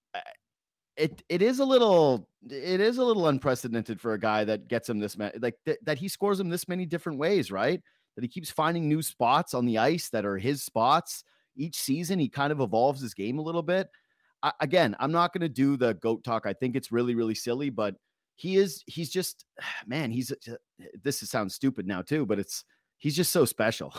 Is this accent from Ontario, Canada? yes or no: yes; Toronto, Ontario, Canada; we're from Toronto